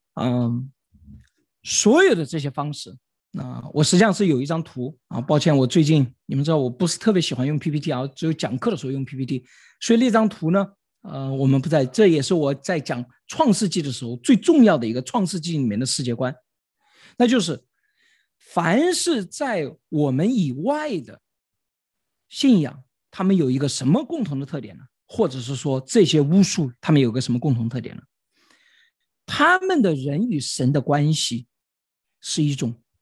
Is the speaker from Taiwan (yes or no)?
no; China; 我们中国人是最擅长操纵的民族。